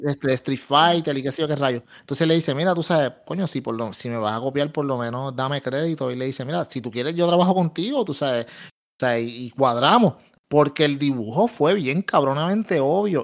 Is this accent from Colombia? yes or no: no; Puerto Rico; soy puertorriqueño, pero dentro de los puertorriqueños soy de los más oscuros